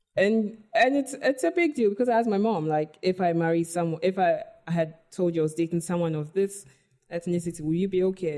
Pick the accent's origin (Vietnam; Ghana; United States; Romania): Ghana; also born or lived in United Kingdom; I identify as Ghanaian first